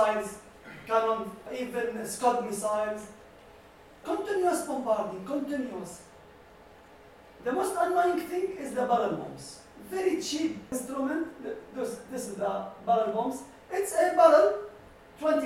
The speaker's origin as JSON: {"language": "English", "town": "Daraya", "region": "Rif Dimashq", "country": "Syria", "tie": "born or raised there", "moved": "yes", "said": "my hometown, Daraya"}